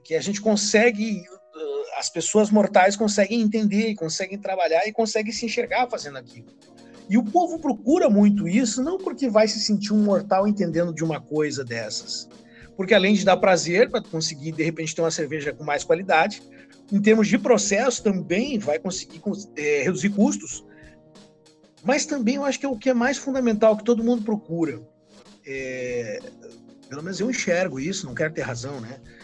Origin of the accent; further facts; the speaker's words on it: Brasília, Federal District, Brazil; now in Rio Grande do Sul, Brazil; Eu sou de Brasília também, tá? E mas moro aqui no Rio Grande do Sul